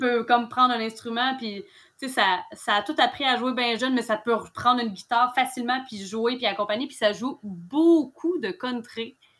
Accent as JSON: {"language": "French", "area": "Mauricie", "region": "Quebec", "country": "Canada", "tie": "born or raised there", "also_born_or_lived": "Gaspésie", "moved": "yes", "lives_now": "Sainte-Anne-des-Monts, Canada", "said": "je suis native de la Mauricie, moi, à la base."}